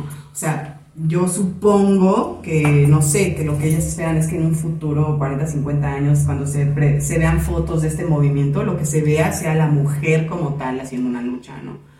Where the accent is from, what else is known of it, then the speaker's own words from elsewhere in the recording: Mexico; las dos somos mexicanas